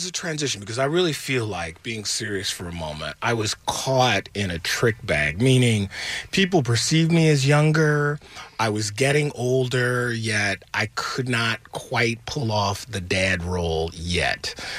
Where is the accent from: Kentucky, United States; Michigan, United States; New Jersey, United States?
Michigan, United States; Detroit; I grew up in Detroit.